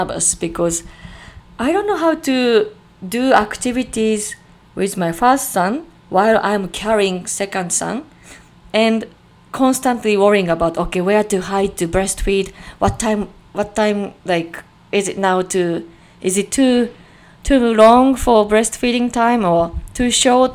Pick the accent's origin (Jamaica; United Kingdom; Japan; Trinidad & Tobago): Japan; also born or lived in Chicagoland, Illinois, United States; now in Chicago, United States; I'm from Japan, but currently living in Chicagoland, Illinois, USA.